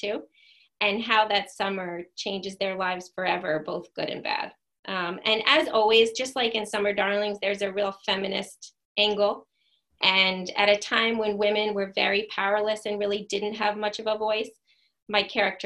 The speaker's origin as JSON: {"language": "English", "town": "Wading River", "region": "New York", "country": "United States", "tie": "born or raised there", "said": "I grew up in Wading River, which is, you know, second to last exit on the LIE"}